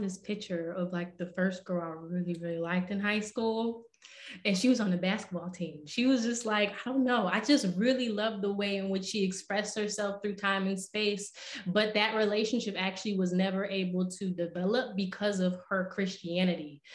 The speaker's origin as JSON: {"language": "English", "town": "Rochester", "region": "New York", "country": "United States", "moved": "as an adult", "lives_now": "Philadelphia, United States", "said": "I'm actually from Rochester, New York."}